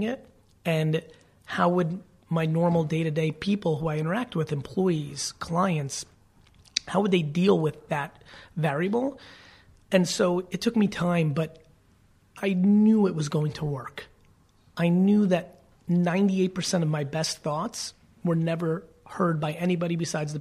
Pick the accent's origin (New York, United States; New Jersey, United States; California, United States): New Jersey, United States; I'm definitely a Jersey boy